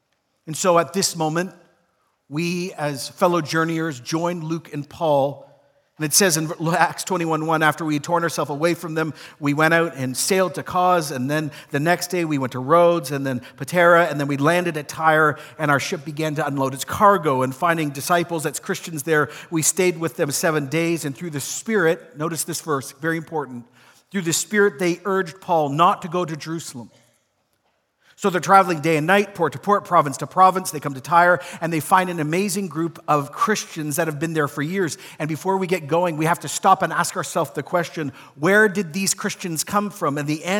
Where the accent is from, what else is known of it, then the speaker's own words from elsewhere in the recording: Ecuador; also born or lived in Toronto, Canada; Though I was born in Toronto and grew up there for a period of time, most of my life was actually spent in Ecuador as a child. And so when I grew up in Ecuador in the 80s, I had deep homesickness.